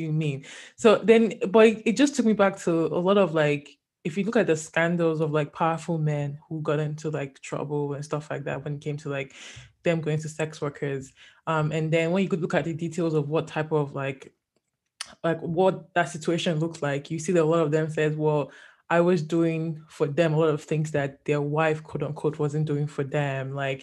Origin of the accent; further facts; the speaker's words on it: Nigeria; I'm Nigerian